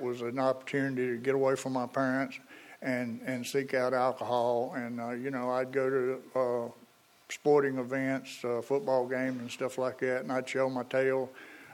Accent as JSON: {"language": "English", "town": "Eden", "region": "North Carolina", "country": "United States", "said": "I'm from Eden"}